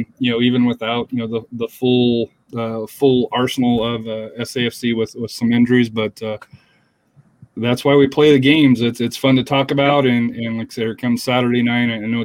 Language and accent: English; Colorado, United States; moved away; growing up in Colorado